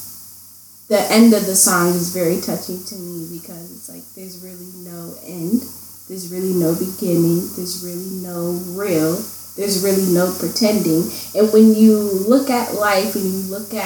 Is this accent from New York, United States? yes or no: yes; Buffalo, New York, United States; also born or lived in Cheektowaga; born and raised in Buffalo, grew up on Bailey and East Delavan